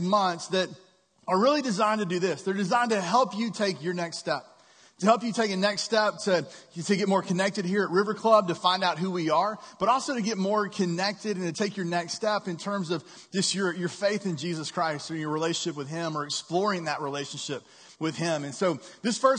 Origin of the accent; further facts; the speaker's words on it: Texas, United States; moved away; I grew up in Texas